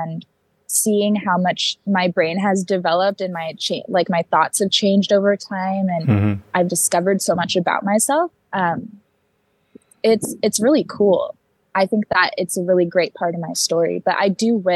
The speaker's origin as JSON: {"language": "English", "town": "Seattle", "region": "Washington", "country": "United States", "tie": "born or raised there", "said": "my mom moved here in her third trimester, like 2 months before I was born"}